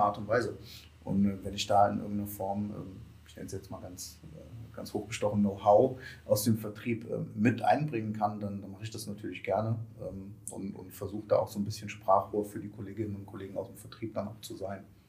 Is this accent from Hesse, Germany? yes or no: yes; Kassel, Hesse, Germany; moved away; ich komme eigentlich aus Kassel